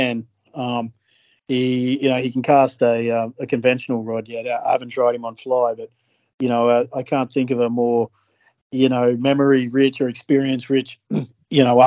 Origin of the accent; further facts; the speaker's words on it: Australia; as an Aussie looking